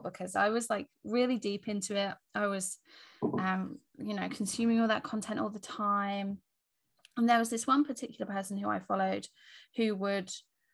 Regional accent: England, United Kingdom; I was born in England

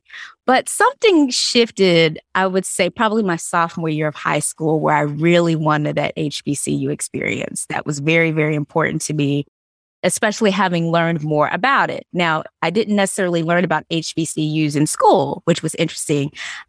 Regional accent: Athens, Georgia, United States; born or raised there; moved away as an adult; also born or lived in Washington, D.C.; now in North Carolina, United States

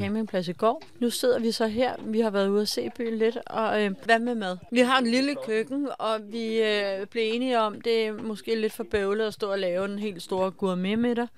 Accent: Denmark; hjemme i Danmark

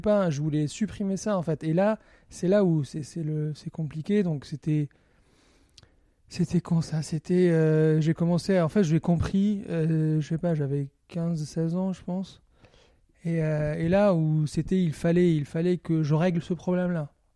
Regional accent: Algiers, Algiers Province, Algeria; now in France; j'ai grandi à Alger, mais d'une famille qui vient du Moyen-Orient

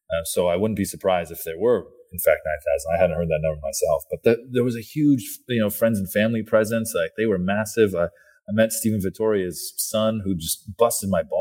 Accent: Milton, Ontario, Canada; we're from uh, we're from Milton, bud.

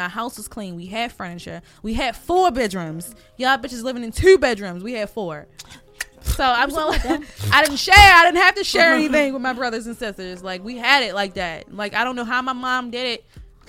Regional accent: Baltimore, Maryland, United States; for me growing up in Southeast Baltimore

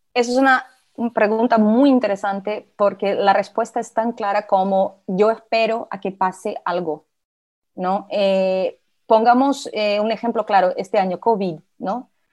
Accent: Brazil; accent: portuñol; Spanish is a second language; soy brasileña, tengo un poquito de portuñol, a veces me sale alguna palabrita que otra en portugués.

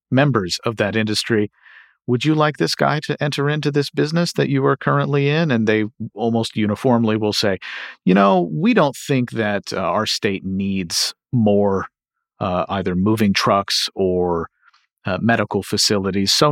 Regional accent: Kentucky, United States; And uh, in my home state of Kentucky

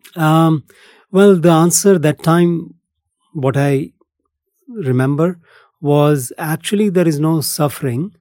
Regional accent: India; moved away as an adult; also born or lived in Philippines / Bali, Indonesia; born and brought up in India

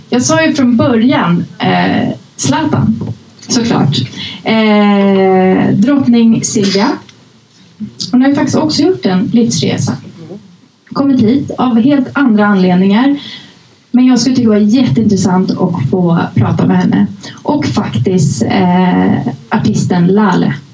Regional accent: Uppsala, Uppsala County, Sweden; när jag var liten och bodde i Gottsunda eh, visade sig att jag växte upp i samma förort. Eh, det, ni som inte känner till det, det är liksom det värsta utsatta i, bak, eh, utanför Uppsala.

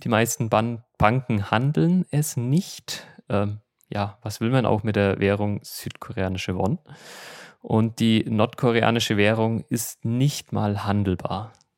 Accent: Germany; moved away as an adult; now in Seoul, South Korea; als Deutscher

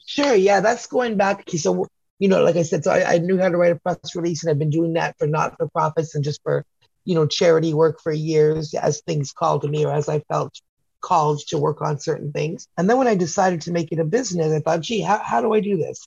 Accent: Canada; I'm Canadian

